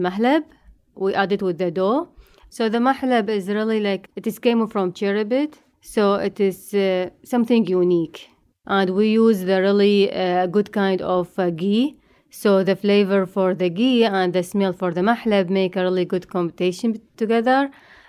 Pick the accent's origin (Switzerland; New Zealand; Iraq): Iraq; moved away; I came from Iraq.